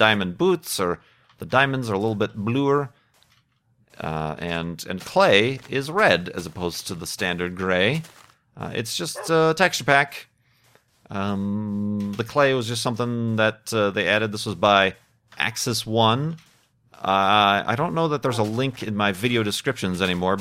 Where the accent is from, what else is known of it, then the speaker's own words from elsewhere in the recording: Chicago, Illinois, United States; moved away; I'm from Chicago. That's kind of an identifying factor for me.